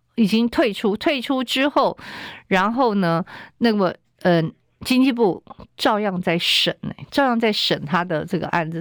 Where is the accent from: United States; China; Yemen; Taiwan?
Taiwan; 我们台湾人